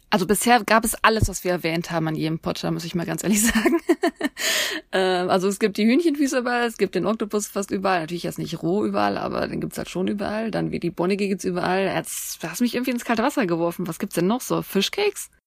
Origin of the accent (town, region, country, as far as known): Germany